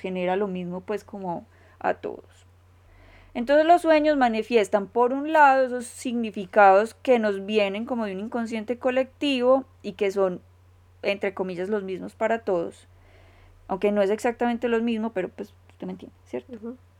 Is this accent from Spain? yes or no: no; Colombia; como decimos en Colombia